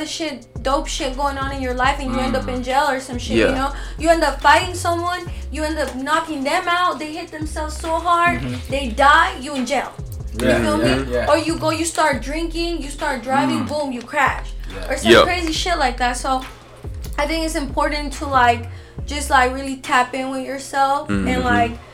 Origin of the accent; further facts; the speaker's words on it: Las Vegas, Nevada, United States; growing up in Vegas